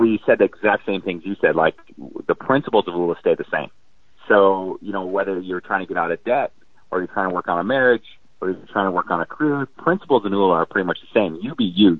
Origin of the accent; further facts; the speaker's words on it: North Dakota, United States; I grew up in North Dakota, small family farm